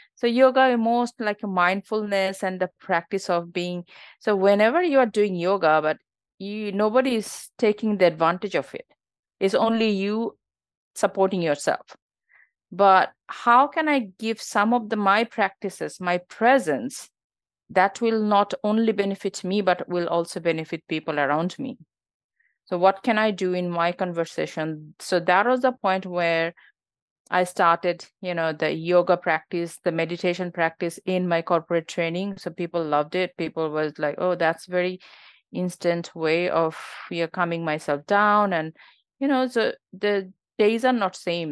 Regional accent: Bangladesh; born or raised there; moved away as an adult; now in Australia

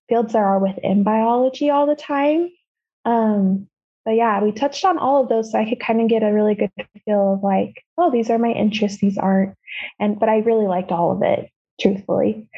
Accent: Utah, United States; I grew up here in Utah

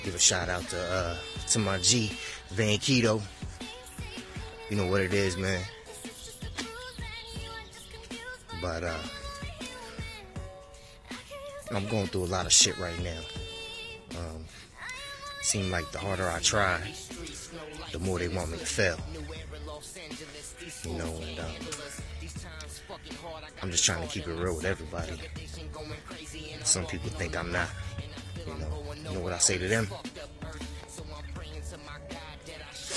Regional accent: California, United States; moved away; also born or lived in Pennsylvania / Virginia / Alabama / Georgia; being born and raised in Cali, I've been in the East Coast though for a long time.

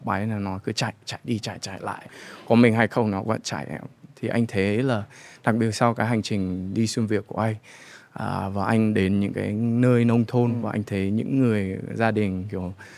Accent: United States; moved away as an adult; now in Vietnam; mình uh, sinh ra và lớn lên ở Mỹ

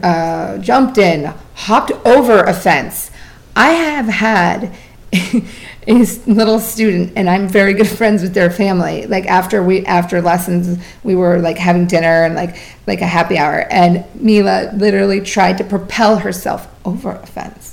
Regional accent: Vermont, United States; now in Florida, United States; I was born in Vermont

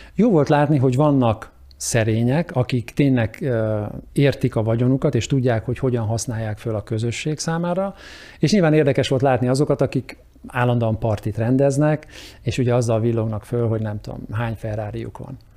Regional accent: Hungary; moved away as an adult; now in United States; magyarnak születtem, és ahonnan mi indultunk

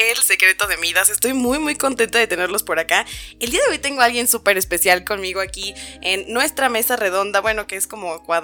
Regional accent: Guadalajara, Jalisco, Mexico; porque ya se acuerdan ustedes que nosotros somos de Guadalajara, nosotros no somos de San Luis Potosí

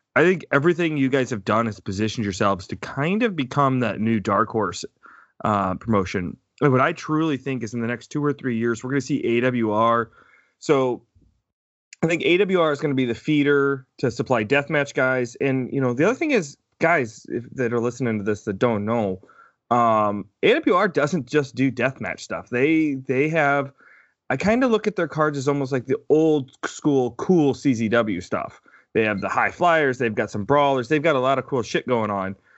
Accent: Fort Wayne, Indiana, United States; also born or lived in Canada; now in Crown Point, United States; I grew up in Fort Wayne

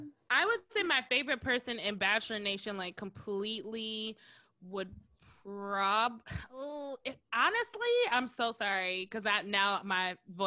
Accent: Minnesota, United States; I'm from Minnesota

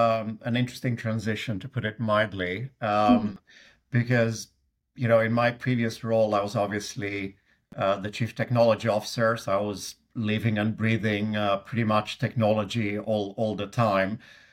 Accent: Sweden; accent: Swedish; English is a second language; also born or lived in United Kingdom; now in Seattle, United States; But I grew up in Sweden, hence my accent. Spent about 10 years of my life in UK as well.

